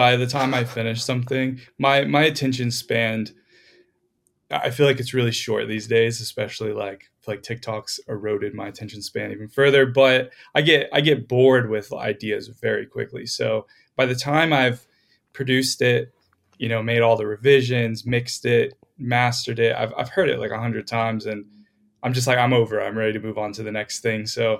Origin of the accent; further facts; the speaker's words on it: Florida, United States; moved away as an adult; now in Los Angeles, United States; I moved out to LA like 5 years ago. I'm from Florida originally.